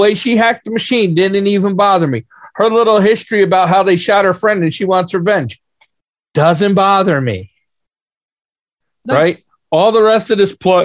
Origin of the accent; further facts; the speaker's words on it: United States; I'm an American.